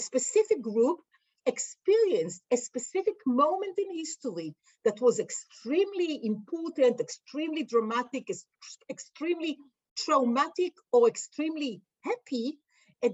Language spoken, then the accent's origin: English; Israel; we grew up in Israel and grew up in the Israeli educational system